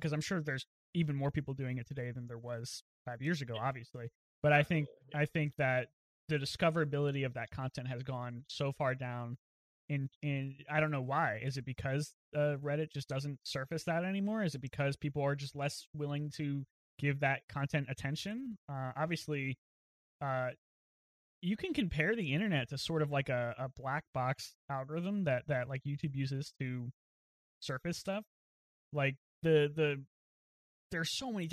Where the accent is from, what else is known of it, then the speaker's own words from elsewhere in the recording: East Coast, United States; when I moved back here to the East Coast. I'm from the East Coast